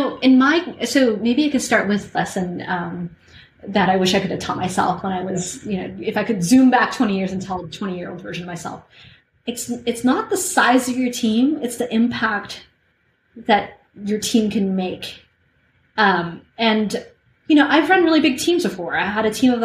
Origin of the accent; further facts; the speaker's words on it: Canada; I'm Canadian